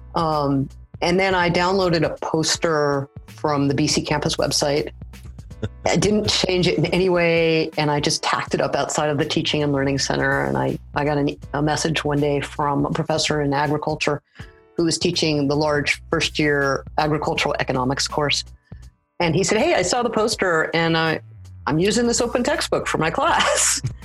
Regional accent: Los Angeles, California, United States; moved away as an adult; now in Saskatoon, Canada; I'm originally from the Los Angeles area and I now live in Saskatoon

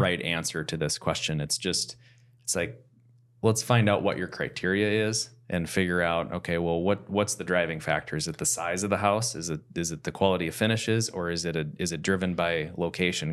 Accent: Plymouth, Minnesota, United States; I grew up in South Plymouth and our average lot size was a half acre.

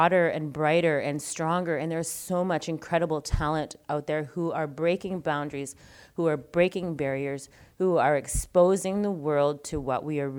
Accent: Inuvik, Northwest Territories, Canada; I'm from Inuvik Northwest Territories

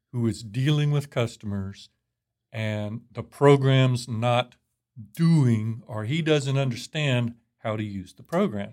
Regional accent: Fort Worth, Texas, United States; also born or lived in Albuquerque; I'm from Fort Worth. Texas, born here, Harris Hospital

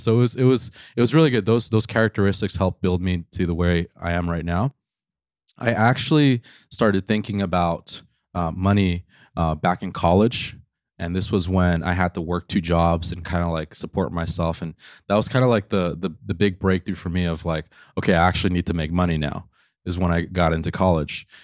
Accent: New York City, New York, United States; I grew up in New York City

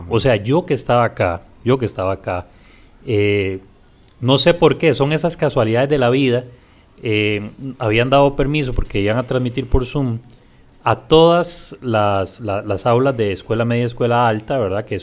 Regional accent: San José, Costa Rica; Yo nací en la Carit.

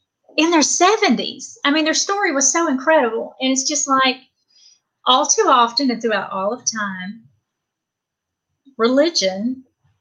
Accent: the South, United States; I'm from the South and I was raised Pentecostal in a Church of God

